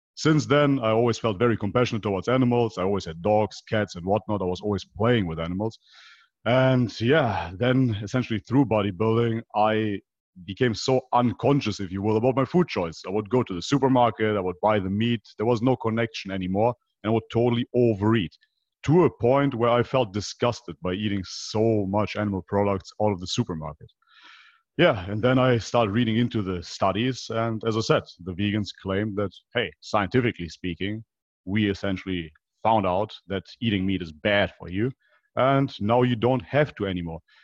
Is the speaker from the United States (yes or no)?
no; Leverkusen, North Rhine-Westphalia, Germany; moved away as an adult; also born or lived in North Macedonia; I basically grew up in Germany